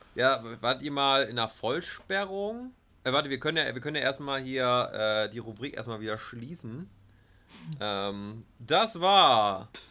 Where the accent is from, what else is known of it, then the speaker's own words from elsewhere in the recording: Germany; wo kommst du her? Ja, aus Deutschland